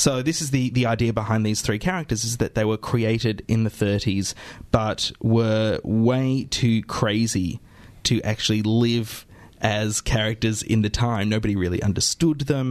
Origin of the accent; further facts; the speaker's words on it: Australia; boys growing up in Australia in the 80s knew very, very well. And then, clearly I'm one of them